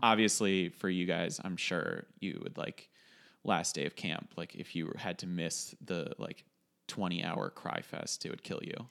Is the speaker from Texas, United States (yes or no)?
no; Westchester, New York, United States; in the basement of our house when we were growing up in Westchester